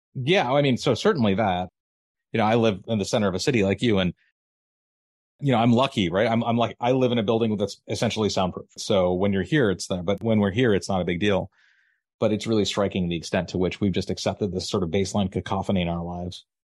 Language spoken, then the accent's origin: English; Maryland, United States; moved away as an adult; now in Massachusetts, United States; I grew up in Maryland. It was my home. Now I'm in Massachusetts